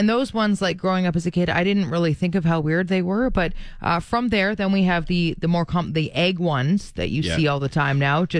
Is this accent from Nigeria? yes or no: no; just outside of Toronto, Ontario, Canada; moved away as an adult; I grew up just outside of Toronto, and when I lived downtown and stuff